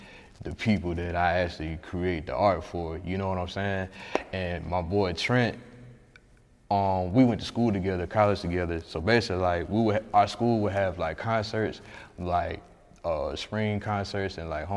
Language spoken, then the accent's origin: English; Atlanta, Georgia, United States; moved away as an adult; now in Huntsville, United States; I may move back here to my hometown